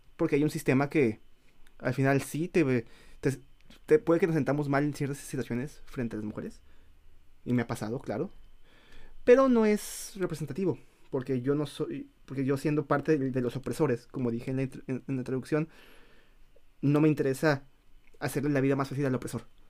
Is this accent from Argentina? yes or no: no; Mexico; moved away; siendo mexicanos